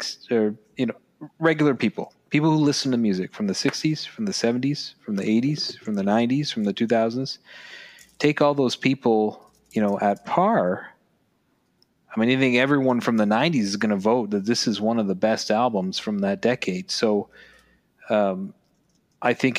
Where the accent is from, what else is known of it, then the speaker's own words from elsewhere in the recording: Canada; we're from Canada